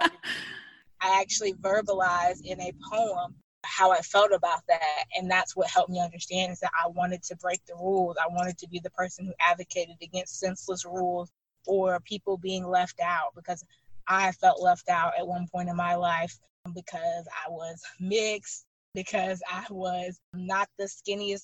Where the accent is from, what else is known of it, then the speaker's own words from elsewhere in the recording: Birmingham, Alabama, United States; I am born and raised in Birmingham, Alabama